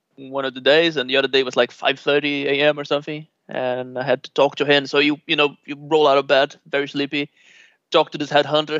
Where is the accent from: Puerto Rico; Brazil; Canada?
Brazil; Rio de Janeiro; moved away as an adult; growing up in Rio